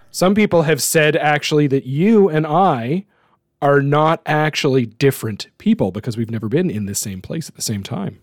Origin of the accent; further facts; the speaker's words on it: New Brunswick, Canada; my hometown.